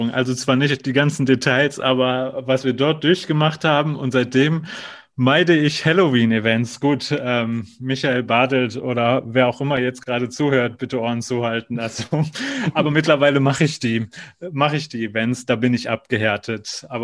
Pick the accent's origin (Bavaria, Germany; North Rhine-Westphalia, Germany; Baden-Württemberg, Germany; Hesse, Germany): North Rhine-Westphalia, Germany; Also ursprünglich komme ich ja aus Nordrhein-Westfalen, also da bin ich geboren und aufgewachsen sozusagen.